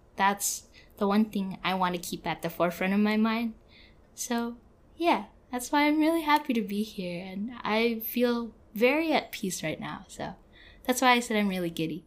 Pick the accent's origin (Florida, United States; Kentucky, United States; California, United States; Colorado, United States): California, United States; San Francisco; born or raised there; moved away as an adult